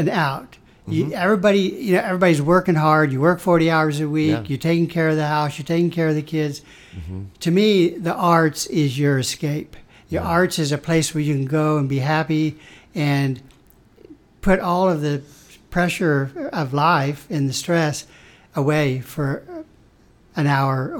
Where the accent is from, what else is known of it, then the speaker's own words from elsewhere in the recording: Atwood, Kansas, United States; moved away as an adult; now in Topeka, United States; I'm from Atwood, a small community. My high school graduating class was 50.